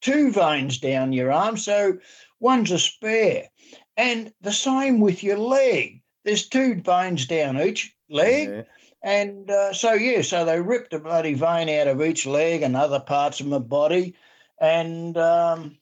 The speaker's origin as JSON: {"language": "English", "town": "Dandenong", "region": "Victoria", "country": "Australia", "tie": "born or raised there", "also_born_or_lived": "Warburton, Victoria", "said": "I was born in Warburton up in the beautiful Yarra Valley, and I was really cutting up when we moved down into the city of Dandenong"}